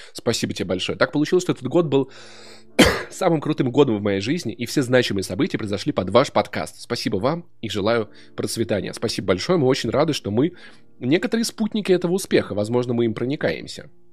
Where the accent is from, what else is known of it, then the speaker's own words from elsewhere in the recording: Voronezh, Voronezh Oblast, Russia; moved away; also born or lived in Sokolniki, Moscow; я просто пацан из Воронежа, ну жил вот в школе, учился так себе